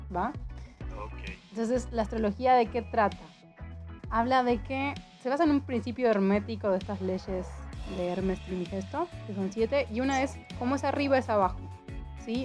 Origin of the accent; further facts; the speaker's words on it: Argentina; moved away as an adult; also born or lived in Mexico; soy de Argentina, tengo 30 años, vivo viajando, enamorada de México hace 3 años